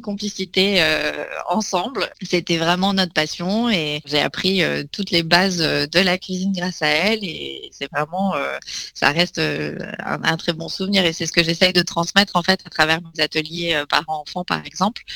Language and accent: French; Nice, Provence-Alpes-Côte d'Azur, France; je suis née à Nice, donc on a, j'ai appris toutes les, recettes de cuisine niçoise possibles et inimaginables